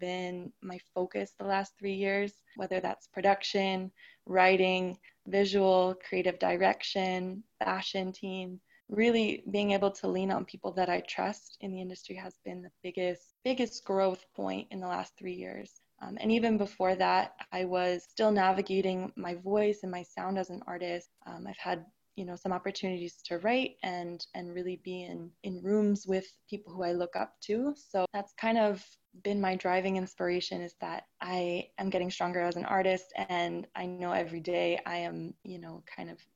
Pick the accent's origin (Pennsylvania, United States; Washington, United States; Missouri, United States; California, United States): California, United States; San Diego; moved away as an adult; also born or lived in Los Angeles, United States; now in Toronto, Canada; I'm a 26-year-old recording artist by way of San Diego, California. I reside in Toronto, Ontario, Canada, quite different from my hometown.